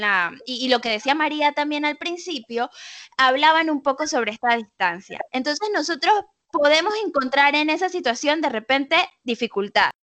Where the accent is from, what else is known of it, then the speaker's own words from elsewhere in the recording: Panama; los que somos panameños